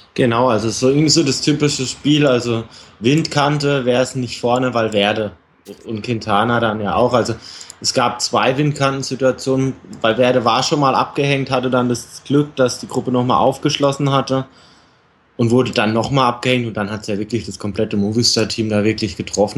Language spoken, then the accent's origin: German; Germany; Als Deutscher